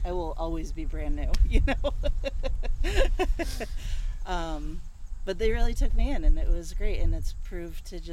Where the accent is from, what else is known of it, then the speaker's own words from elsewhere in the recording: Colorado, United States; moved away as an adult; also born or lived in Montana; now in Alburgh, United States; I grew up in Colorado